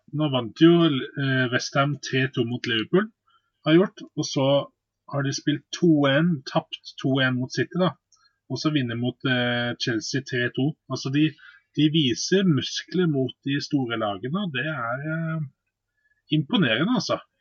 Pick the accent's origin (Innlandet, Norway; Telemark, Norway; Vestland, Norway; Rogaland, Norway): Vestland, Norway; Bergen; jeg er jo bergenser